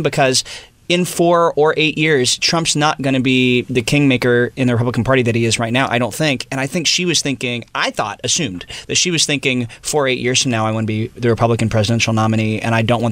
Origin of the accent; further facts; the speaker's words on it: the Bible Belt, United States; I grew up in the Bible Belt